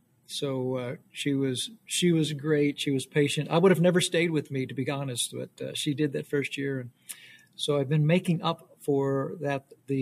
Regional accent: Louisville, Kentucky, United States; originally from Louisville, Kentucky. Came to know Christ at 21 years old

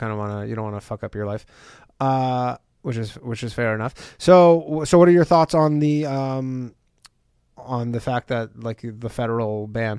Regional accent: Canada; Like, that's, I'm from Canada.

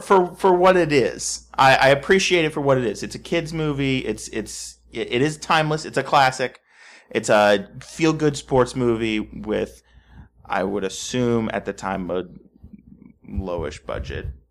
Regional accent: Texas, United States; I was from Texas

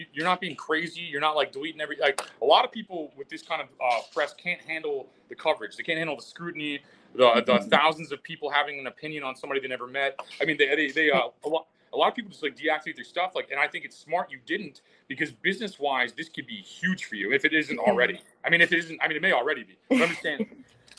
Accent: Missouri, United States; I'm from Missouri

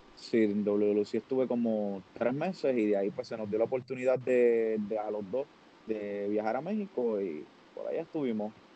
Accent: Puerto Rico; soy puertorriqueño

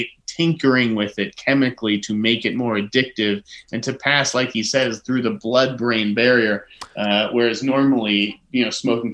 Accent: Boston, Massachusetts, United States; I'm from Boston, after all.

